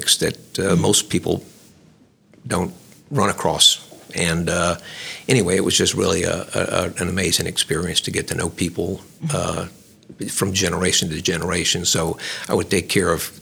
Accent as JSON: {"language": "English", "town": "Lafayette", "region": "Louisiana", "country": "United States", "tie": "born or raised there", "said": "I was born and raised in Lafayette"}